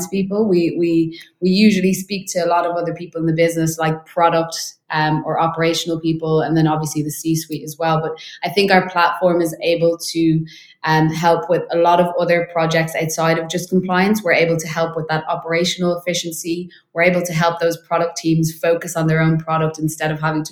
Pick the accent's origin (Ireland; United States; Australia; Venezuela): Ireland; Dublin, Leinster; moved away as an adult; now in London, United Kingdom; I am originally from Ireland, in Dublin, so moved over to London about 2 years ago